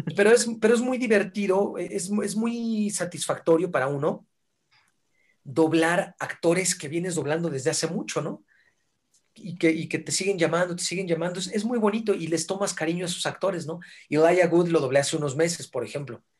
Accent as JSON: {"language": "Spanish", "country": "Mexico", "said": "hablas como mexicano"}